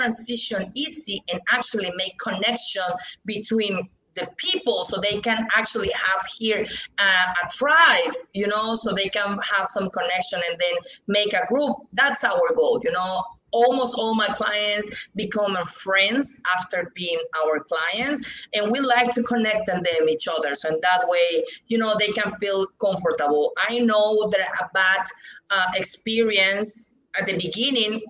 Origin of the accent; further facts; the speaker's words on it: Mexico; English is a second language; also born or lived in Merida; here in Mexico, we need to sign contracts in Spanish